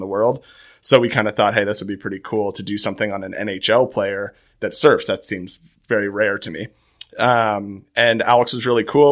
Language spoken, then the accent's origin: English; Nova Scotia, Canada; growing up in Nova Scotia, it's always seems like someone's either a Bruins fan